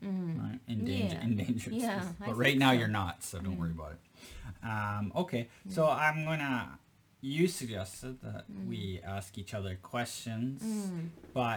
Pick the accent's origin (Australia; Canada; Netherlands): Canada; now in Japan; I'm from Canada